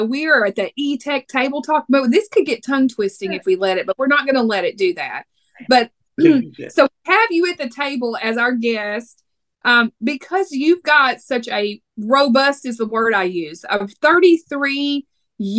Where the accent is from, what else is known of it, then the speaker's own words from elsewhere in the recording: Texas, United States; accent: Texas; I'm from Texas